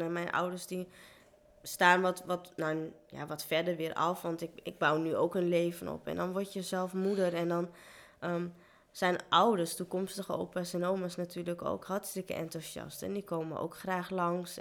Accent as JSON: {"language": "Dutch", "country": "Netherlands", "also_born_or_lived": "India", "said": "waar kom je vandaan? En dan zei ik Nederland"}